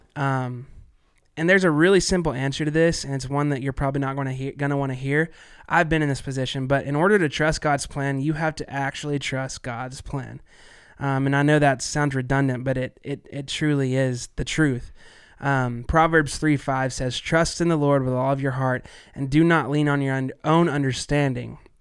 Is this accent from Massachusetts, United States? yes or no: no; Arkansas, United States; I am from Arkansas